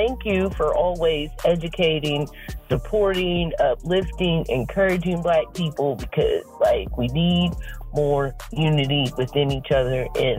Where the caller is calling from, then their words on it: Columbus, Ohio, United States; I'm calling from Columbus, Ohio.